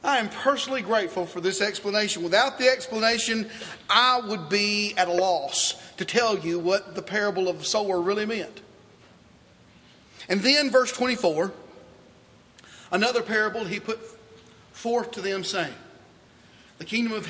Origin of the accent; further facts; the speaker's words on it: Dickson, Tennessee, United States; I was born in Dixon, Tennessee.